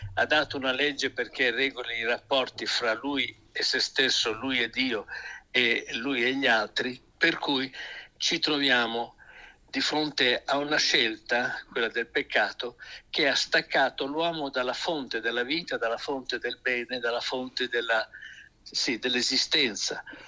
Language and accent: Italian; Emilia-Romagna, Italy; sono di questa regione